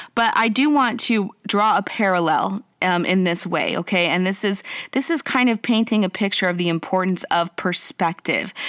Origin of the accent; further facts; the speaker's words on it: Mexico; I was born in Mexico. Um, I grew up eating that stuff